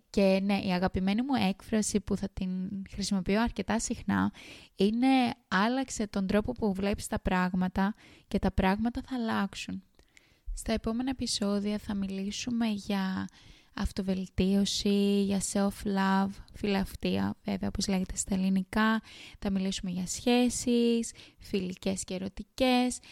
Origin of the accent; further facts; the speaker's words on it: Kos, South Aegean, Greece; moved away as an adult; now in Sydney, Australia; κατάγομαι από την ΚΟ, ένα πολύ όμορφο νησί στα Δωδεκάνησα